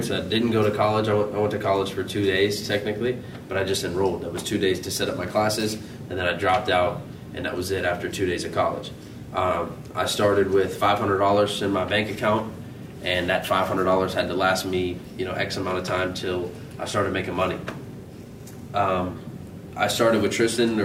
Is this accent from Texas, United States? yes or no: no; Pittsburgh, Pennsylvania, United States; I'm from the hood in Pittsburgh, out east, out of Pennsylvania